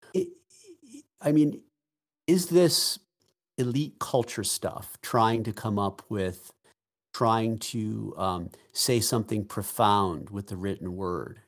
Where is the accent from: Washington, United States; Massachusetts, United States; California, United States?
Massachusetts, United States; Boston; I'm from Boston